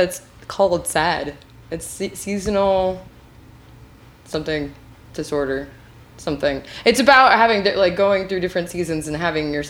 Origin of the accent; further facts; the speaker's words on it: Washington, United States; moved away; I'm from Washington, but I grew up 3 hours north of Aberdeen.